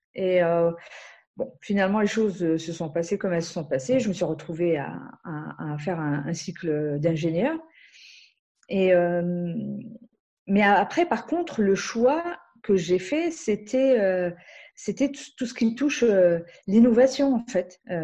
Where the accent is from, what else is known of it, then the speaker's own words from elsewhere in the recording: Algeria; moved away; je viens d'Algérie